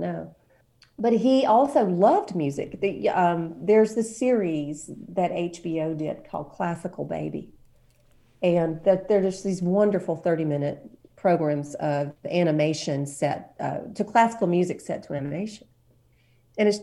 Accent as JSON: {"language": "English", "area": "Washington County", "region": "Alabama", "country": "United States", "tie": "born or raised there", "also_born_or_lived": "Monroeville, Alabama / New York City", "moved": "as an adult", "said": "But I was raised in Washington County"}